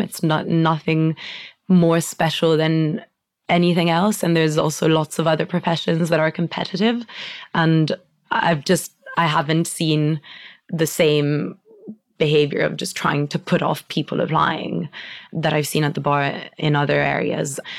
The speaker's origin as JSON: {"language": "English", "country": "Italy", "tie": "born or raised there", "second_language": "English", "moved": "as an adult", "lives_now": "United Kingdom", "said": "growing up in Italy and like with an entirely Italian family"}